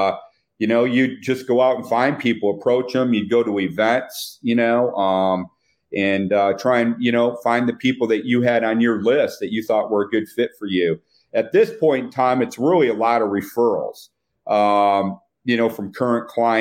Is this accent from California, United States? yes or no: no; Flint, Michigan, United States; moved away; I grew up in Flint, Michigan